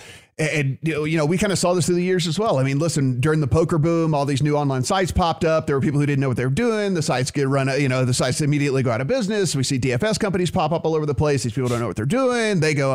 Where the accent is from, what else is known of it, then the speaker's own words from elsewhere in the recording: Louisiana, United States; my friends listening in my home state